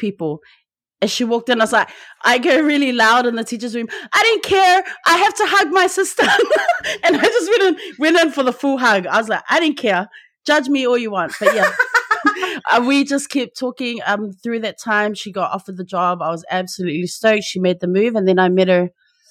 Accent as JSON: {"language": "English", "region": "Auckland", "country": "New Zealand", "tie": "born or raised there", "said": "I'm Samoan, born and bred in Tamaki Makaurau, Aotearoa, so Auckland, New Zealand"}